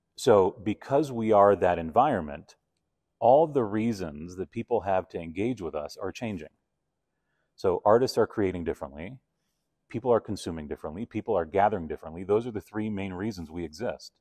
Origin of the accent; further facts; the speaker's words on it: Argentina; also born or lived in Toronto / New York; now in Calgary, Canada; growing up in Argentina